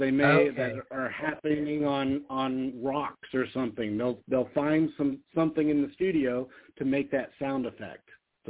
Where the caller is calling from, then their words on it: Las Vegas, Nevada, United States; from Vegas calling